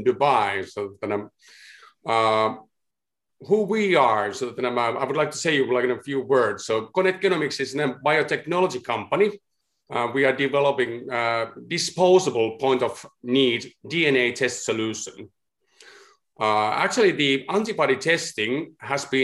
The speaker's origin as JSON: {"language": "English", "town": "Helsinki", "region": "Uusimaa", "country": "Finland", "said": "I'm from Helsinki, Finland."}